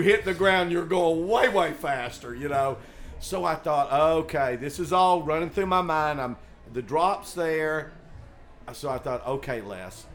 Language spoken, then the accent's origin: English; Tennessee, United States; moved away as an adult; also born or lived in Boulder; I grew up in Tennessee and there's no skiing there